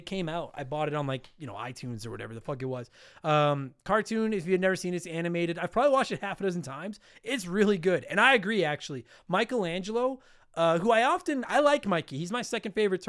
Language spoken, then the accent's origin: English; Edmonton, Alberta, Canada; I'm a touring, working professional stand-up comedian from Edmonton, Canada.